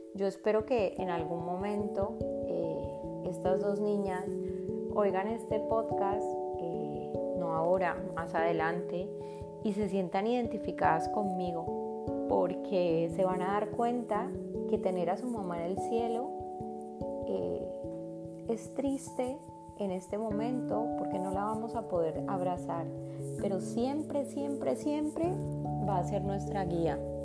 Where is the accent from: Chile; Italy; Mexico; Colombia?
Colombia; also born or lived in Argentina; now in Spain; vivo hace siete años en España. Antes vivía en Argentina, donde nacieron mis hijos, y soy colombiana